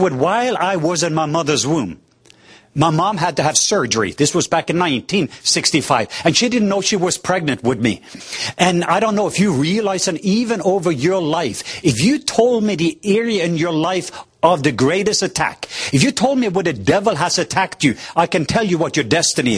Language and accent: English; southwest coast of Norway, Norway; I am from the southwest coast of Norway